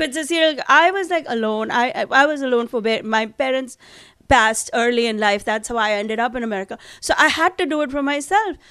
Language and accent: English; India; now in Manhattan, United States